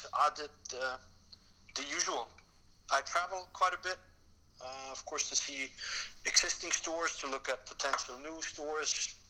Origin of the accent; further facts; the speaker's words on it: Switzerland; now in Amsterdam, Netherlands; I was born and raised in Switzerland